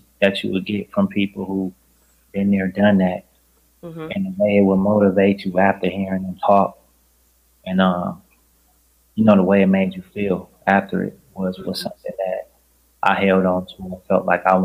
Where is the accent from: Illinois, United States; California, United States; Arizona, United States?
California, United States; Los Angeles; accent: West Coast; growing up in South Central